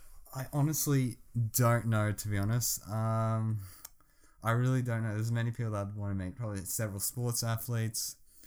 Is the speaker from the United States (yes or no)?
no; Melbourne, Victoria, Australia; Oh, actually, both from Melbourne.